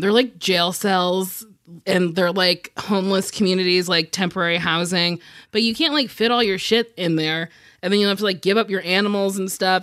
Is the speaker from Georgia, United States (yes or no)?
no; New Jersey, United States; I'm from Jersey